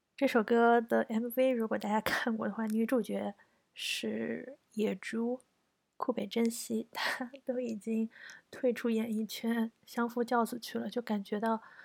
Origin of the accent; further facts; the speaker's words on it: China; now in Japan; 我们中国人